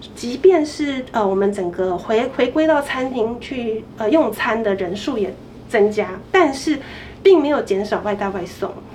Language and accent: Chinese; Taiwan; 我们整个台湾餐饮业